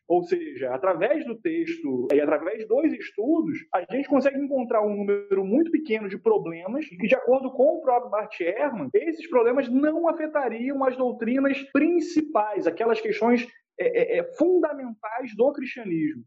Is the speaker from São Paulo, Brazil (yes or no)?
no; Rio de Janeiro, Brazil; Eu sou da Riboechá, do Rio de Janeiro, tenho 23 anos.